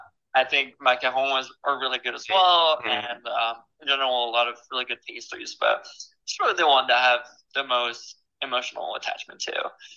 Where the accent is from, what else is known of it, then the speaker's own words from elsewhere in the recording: Paris, Île-de-France, France; moved away; also born or lived in Brittany; I grew up in Paris